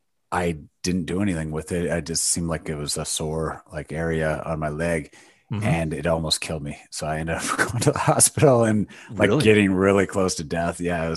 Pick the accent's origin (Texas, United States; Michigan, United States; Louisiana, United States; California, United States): Michigan, United States; No, I've lived in the state my entire life. So, born and raised in Michigan, was went to university here, and have just not gone far.